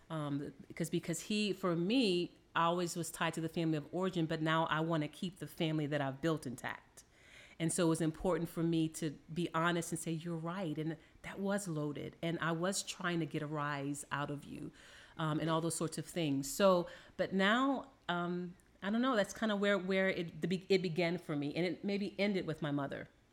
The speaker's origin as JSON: {"language": "English", "town": "New Orleans", "region": "Louisiana", "country": "United States", "tie": "born or raised there", "said": "I am from New Orleans, Louisiana"}